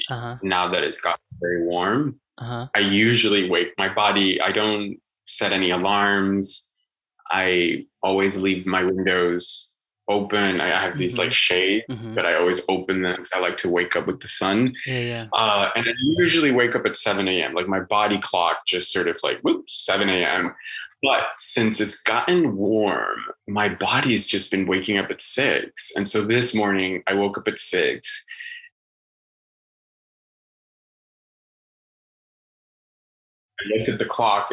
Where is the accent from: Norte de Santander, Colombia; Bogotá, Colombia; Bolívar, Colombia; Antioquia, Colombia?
Bogotá, Colombia; Bogota, Colombia; now in United States; I was born in Bogota, which is right in the center, and it's quite springtime weather. So it doesn't get very hot and it doesn't get freezing. So I grew up in like scarf, sweater, jacket kind of weather.